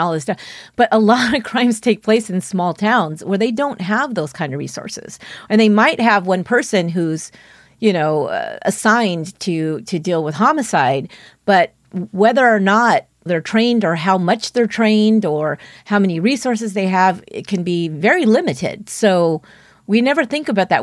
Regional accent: San Francisco Bay Area, California, United States; my hometown, which is a very small town here in, in the San Francisco Bay Area

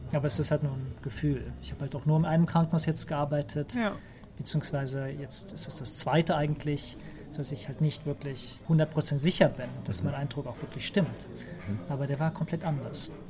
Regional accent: Germany; moved away as an adult; also born or lived in Trollhättan, Sweden; now in Sweden; als Deutscher

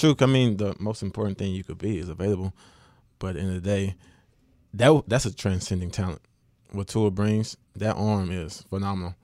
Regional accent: West Monroe, Louisiana, United States; I am from West Monroe

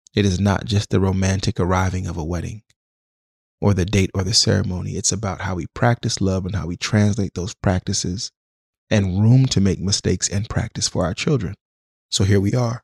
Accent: Jamaica; also born or lived in Washington, D.C., United States; now in Oakland, United States; I'm Jamaican

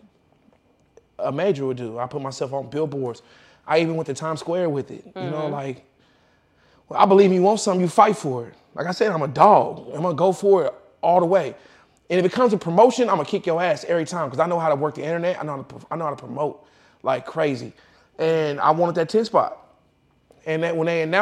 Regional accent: Kansas, United States; I'm from Kansas

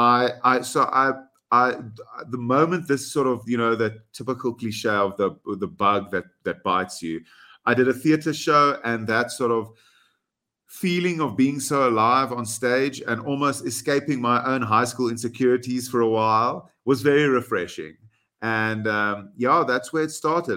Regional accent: South Africa; first language Afrikaans; English is a second language; as a South African, I'm proud

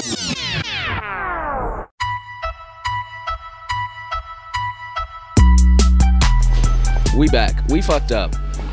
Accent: Chicago, Illinois, United States; moved away; I showed Edgar a little of my hometown

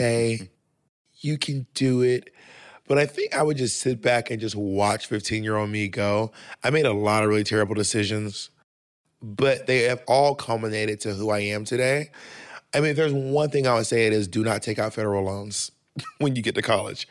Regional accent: the South, United States; I'm from the South

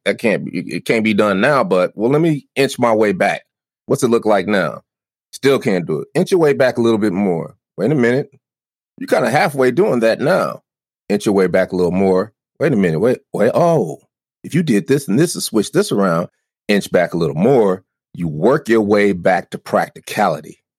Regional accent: Denver, Colorado, United States; I'm from Denver

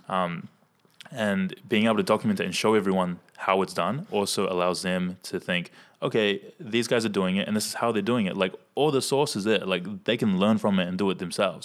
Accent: Hamilton, Waikato, New Zealand; I'm from Hamilton

